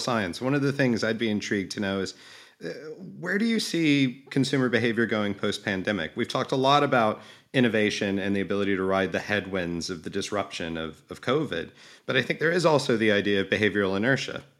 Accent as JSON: {"language": "English", "region": "Alabama", "country": "United States", "tie": "born or raised there", "said": "growing up in Alabama"}